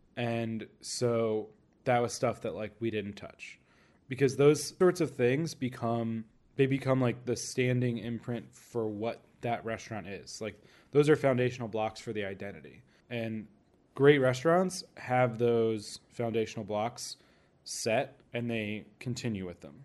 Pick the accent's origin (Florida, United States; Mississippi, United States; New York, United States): Florida, United States; Orlando; moved away; I grew up mostly in Orlando